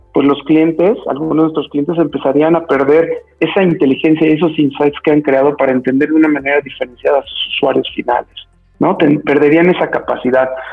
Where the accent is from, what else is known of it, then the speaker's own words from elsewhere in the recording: Mexico; soy eh, mexicano de nacimiento